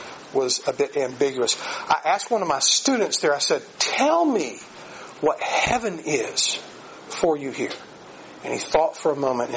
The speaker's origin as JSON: {"language": "English", "town": "Aiken", "region": "South Carolina", "country": "United States", "tie": "born or raised there", "said": "my hometown, Aiken, South Carolina"}